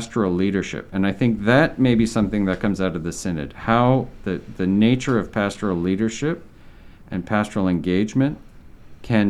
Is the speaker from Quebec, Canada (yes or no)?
yes; Southern Quebec, Canada; moved away as an adult; now in Ontario, Canada; I'm from Southern Quebec